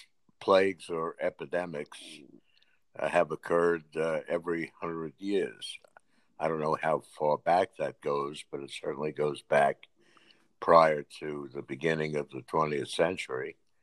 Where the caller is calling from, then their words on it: Delray Beach, Florida, United States; I'm speaking from Delray Beach, Florida.